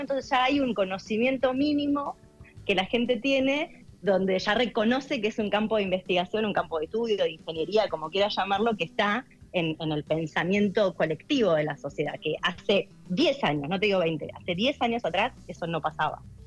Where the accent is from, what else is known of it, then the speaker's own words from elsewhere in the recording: Darregueira, Buenos Aires Province, Argentina; moved away as an adult; also born or lived in Bahía Blanca, Argentina / United States; yo hice, bueno, en primaria y secundario acá en, en Darreira